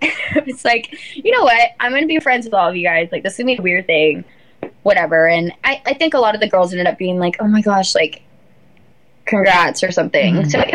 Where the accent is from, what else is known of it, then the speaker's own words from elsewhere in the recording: Alabama, United States; But I was like, oh … I'm from Alabama.